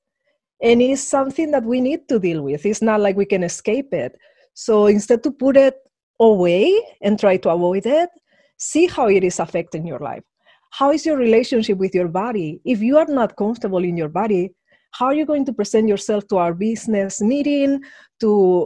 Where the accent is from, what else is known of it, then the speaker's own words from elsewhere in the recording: Madrid, Community of Madrid, Spain; moved away; I grew up in Madrid under an ultra-conservative regime